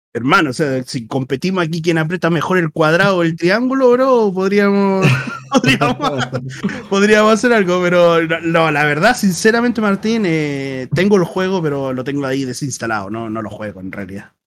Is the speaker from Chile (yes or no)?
yes; Chile